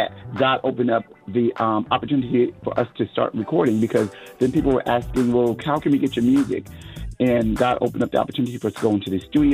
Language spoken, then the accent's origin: English; Connecticut, United States; now in Dallas-Fort Worth, United States; I'm originally from Connecticut, and I'm now living in Texas, Dallas, Fort Worth area in Texas